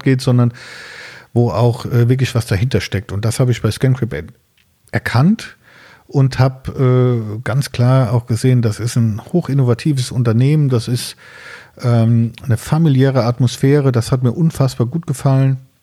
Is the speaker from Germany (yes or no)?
yes; near Siegen, North Rhine-Westphalia, Germany; ich komme aus der Nähe von Siegen